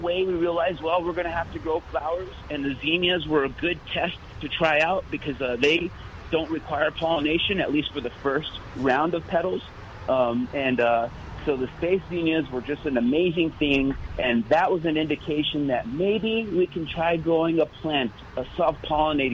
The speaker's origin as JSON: {"language": "English", "region": "New Mexico", "country": "United States", "tie": "born or raised there", "said": "I was born and raised in New Mexico"}